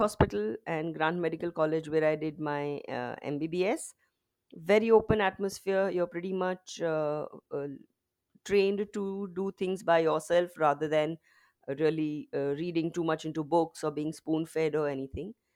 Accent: Mumbai, Maharashtra, India; I've basically been born and brought up in Mumbai.

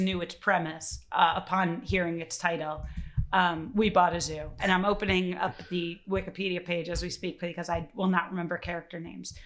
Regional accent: Chicago, Illinois, United States; I'm from Chicago

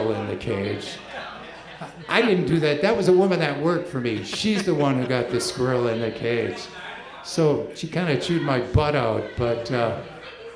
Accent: Ashland, Wisconsin, United States; moved away; I grew up in Ashland, Wisconsin, which is way up on Lake Superior

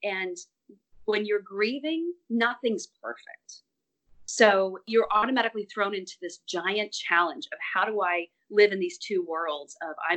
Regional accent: Athens, Georgia, United States; moved away as an adult; also born or lived in Jefferson, Georgia; now in Brooklyn, United States; I'm originally from Georgia, grew up in Athens, Georgia

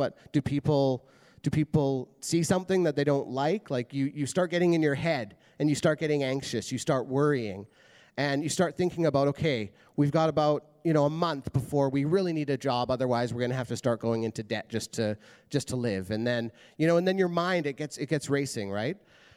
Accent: Prince George, British Columbia, Canada; moved away as an adult; now in Abbotsford, Canada; So we were both born and raised in Prince George, which is a city that's about 10 hours north of here

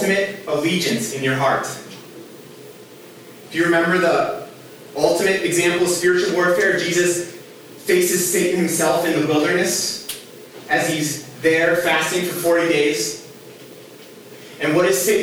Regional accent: Minnesota, United States; I grew up here in Minnesota

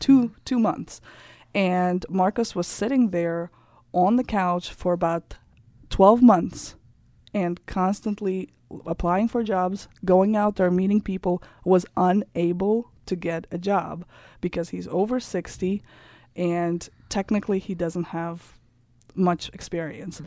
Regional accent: Kazakhstan; English is a second language; moved away as an adult; also born or lived in Germany / France; now in Germantown, United States; I grew up in Kazakhstan. Then I lived for three years in Germany and France, and then I came here when I was 21 years old

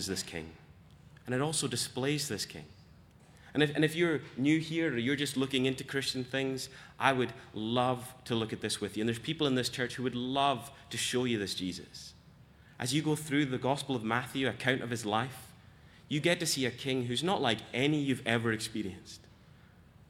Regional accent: Scotland, United Kingdom; As a Scot

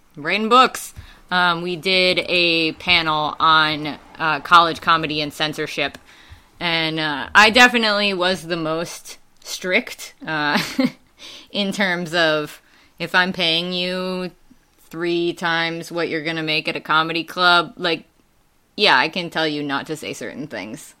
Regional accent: Wisconsin, United States; accent: Wisconsin; moved away; also born or lived in Ansbach, Germany / Tennessee; that's not where I got my accent. That's definitely from Wisconsin. um, and my mom is originally from Wisconsin. So uh, as soon as we left Germany, went back there, spent most of my life there

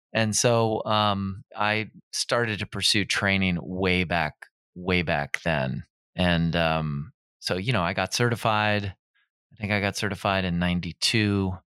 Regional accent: Minnesota, United States; moved away as an adult; also born or lived in Encino, California; now in Pasadena, United States; I'm from Minnesota originally

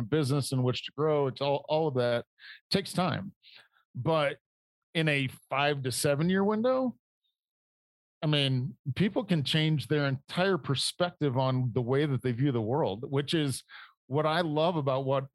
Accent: Indiana, United States; moved away as an adult; also born or lived in Detroit; I grew up in Indiana in manufacturing

